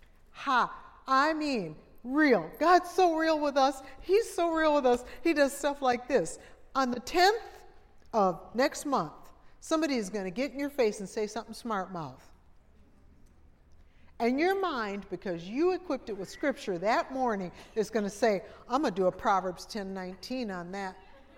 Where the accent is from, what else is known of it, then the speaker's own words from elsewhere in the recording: Minnesota, United States; now in Pensacola, United States; But I'm from Minnesota before I moved to Pensacola, and you could see your breath in the air.